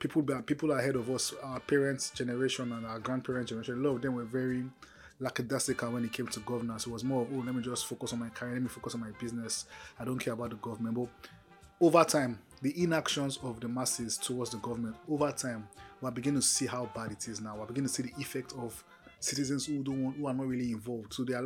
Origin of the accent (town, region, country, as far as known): Nigeria